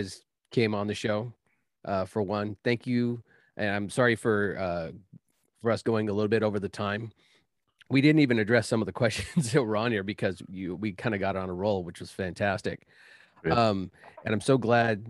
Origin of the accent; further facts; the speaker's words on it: Northern California, United States; we're all from Northern California.